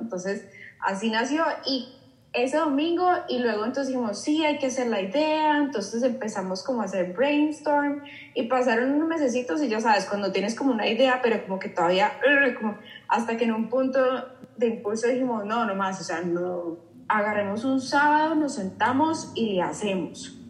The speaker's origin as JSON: {"language": "Spanish", "country": "Colombia", "also_born_or_lived": "Mexico", "moved": "yes", "said": "yo soy colombiana"}